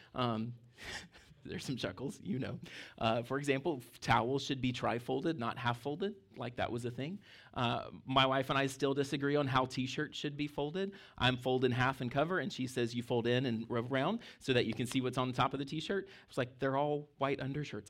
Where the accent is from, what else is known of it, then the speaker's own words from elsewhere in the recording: Mississippi, United States; now in Fredericksburg, United States; I grew up in Mississippi, I was your tic-, typical barefoot Mississippi kid